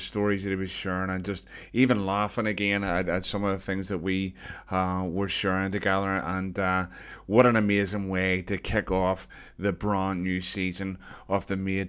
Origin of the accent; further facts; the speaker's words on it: Belfast, Northern Ireland, United Kingdom; I was growing up in Belfast